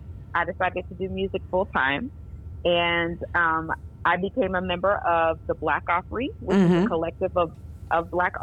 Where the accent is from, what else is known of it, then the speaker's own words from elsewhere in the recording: Norfolk, Virginia, United States; I'm from Norfolk, Virginia, and I went to Norview High School